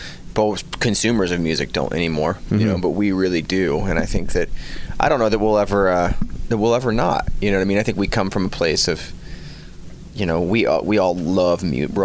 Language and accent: English; Florida, United States; We're from Florida.